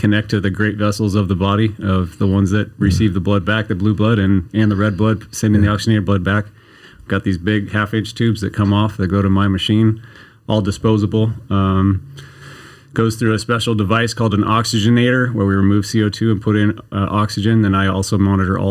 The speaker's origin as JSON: {"language": "English", "town": "Chico", "region": "California", "country": "United States", "tie": "born or raised there", "lives_now": "Redding, United States", "said": "I'm a Northern California native. I was born in Chico and then traveled around for school a bunch"}